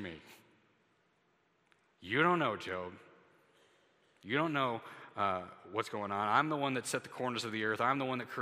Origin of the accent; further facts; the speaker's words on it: United States; as an American citizen